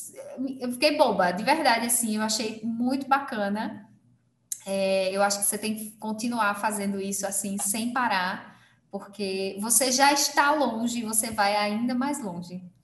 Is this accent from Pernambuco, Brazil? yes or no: yes; Belo Jardim, Pernambuco, Brazil; now in Caruaru, Brazil; Em Belo Jardim, numa cidade menor ainda do que a que eu estou hoje, né? Que é a cidade onde eu nasci.